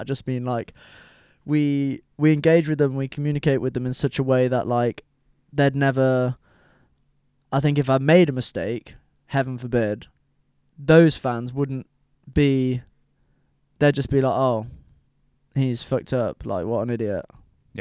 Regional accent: United Kingdom; I'm British

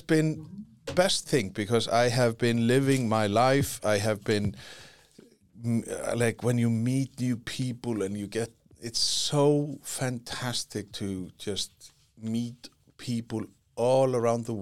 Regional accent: Iceland; first language Icelandic; English is a second language; I am from Iceland, and our language is very unique

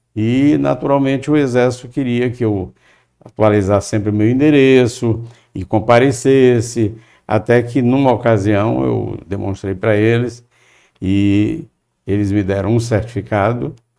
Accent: Fortaleza, Ceará, Brazil; Eu nasci em Fortaleza, é, sou filho de um casal também de Fortaleza

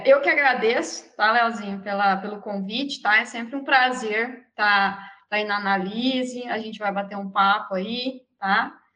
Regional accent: Mato Grosso do Sul, Brazil; moved away; also born or lived in Viçosa, Minas Gerais; Eu sou do Mato Grosso do Sul.

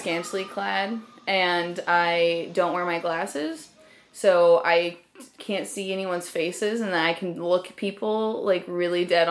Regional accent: desert area outside LA, California, United States; There was a huge punk rock scene in where I grew up

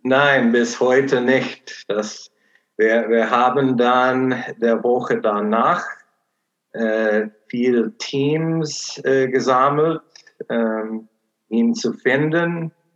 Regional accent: Portland, Oregon, United States; German is a second language; moved away as an adult; now in Cologne, Germany; meine Heimat ist Portland, Oregon, USA.

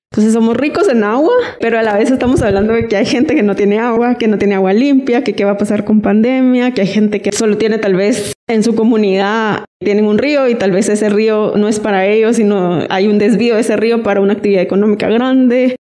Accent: Guatemala; tenemos tanta agua todos como país, como guatemaltecos

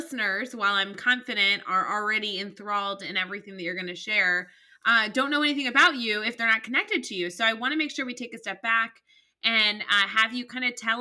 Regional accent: Chicago, Illinois, United States; I grew up in the Chicagoland area

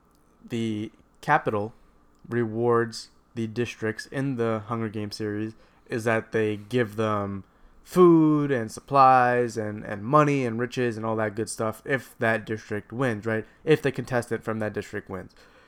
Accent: Long Island, New York, United States

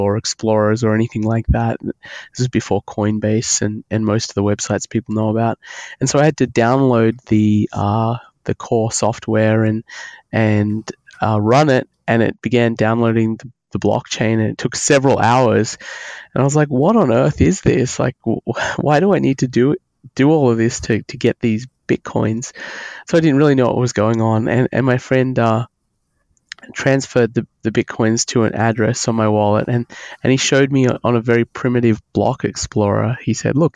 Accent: Australia; accent: Australian; moved away as an adult; now in United States; I'm Australian. You can probably hear that in my accent. I came to the United States in 2000, so almost 20 years ago

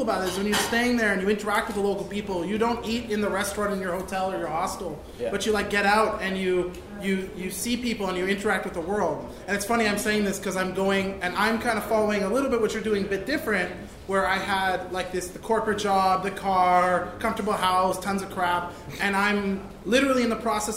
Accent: Vancouver, British Columbia, Canada; moved away as an adult; now in Montreal, Canada; I'm from Vancouver, and I've spent the last 6 years here in Montreal.

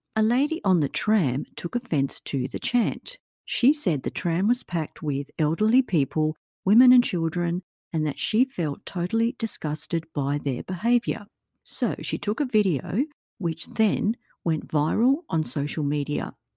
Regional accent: Australia; my own home country of Australia

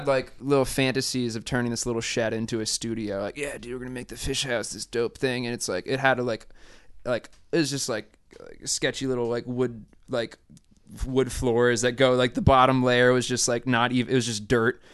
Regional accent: Mystic, Connecticut, United States; We grew up together in Mystic, Connecticut

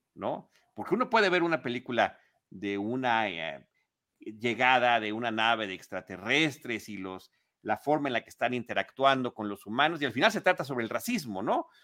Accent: Mexico City, Mexico; yo como chilango

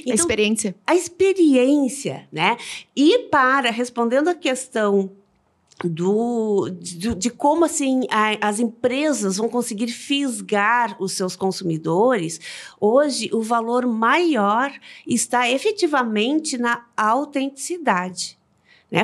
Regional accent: Rio Grande do Sul, Brazil; nós como gaúchas

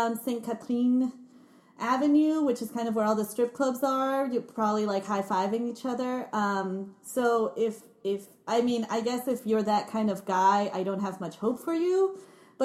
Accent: Peru; moved away; also born or lived in Montreal; they kept thinking I was from Beirut, even though I kept saying no, Peru

